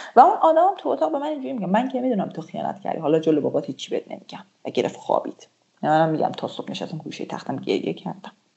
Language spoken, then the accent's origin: Persian; Iran; moved away as an adult; now in Turkey